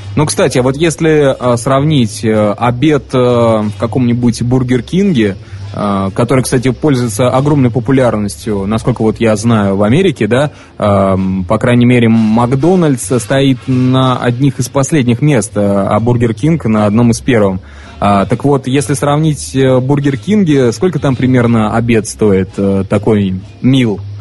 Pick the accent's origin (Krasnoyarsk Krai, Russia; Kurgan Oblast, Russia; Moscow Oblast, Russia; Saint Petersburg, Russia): Saint Petersburg, Russia; moved away; also born or lived in Voronezh; родом-то я из Санкт-Петербурга, вот, но а, свои, свои лучшие, так скажем, годы а, обучения я провел в городе Воронеже